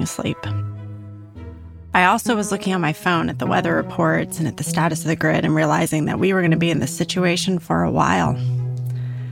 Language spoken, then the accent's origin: English; California, United States; moved away; also born or lived in Austin, Texas; I grew up in California